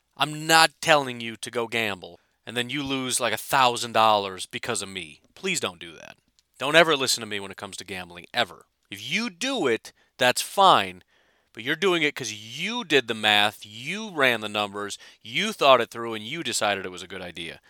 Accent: Chicago, Illinois, United States; I grew up in Chicago, a Packers fan

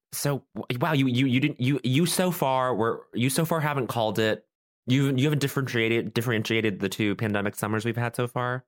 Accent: Colorado, United States; I'm from Colorado

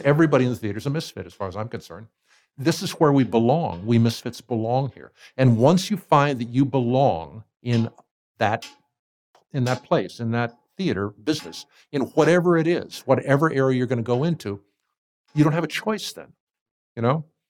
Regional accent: Ohio, United States; moved away as an adult; also born or lived in Hawaii; I grew up in Ohio, and we were living in Cleveland at the time

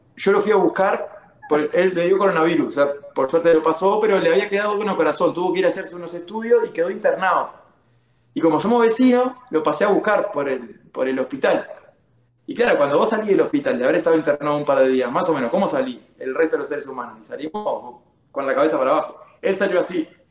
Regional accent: Uruguay; moved away as an adult; also born or lived in Kansas City / California; now in United States; Yo vengo de Uruguay

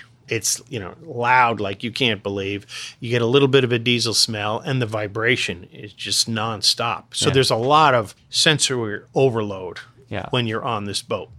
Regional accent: Connecticut, United States; I grew up in Connecticut, yes.

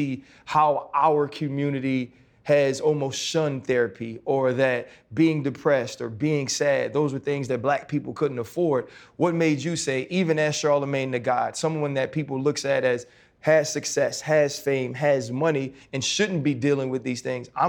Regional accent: New Orleans, Louisiana, United States; I grew up in the South. I'm from New Orleans

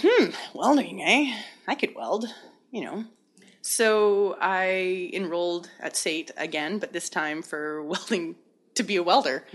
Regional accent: Hazelton, British Columbia, Canada; I was born and raised in the Kispah-Yaks Valley, which in English means the hiding place

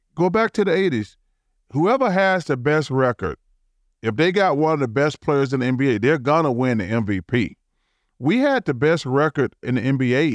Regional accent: Leeds, Alabama, United States; born or raised there; moved away

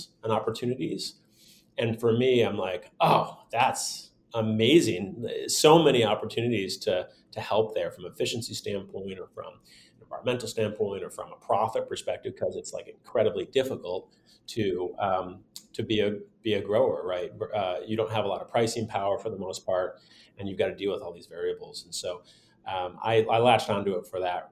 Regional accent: Michigan, United States; now in Bay Area, California, United States; I grew up in Michigan, not too far from the border

